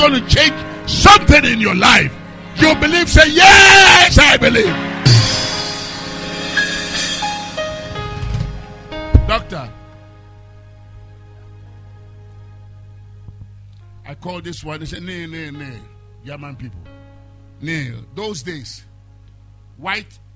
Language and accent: English; Ghana; moved away as an adult; I'm from Ghana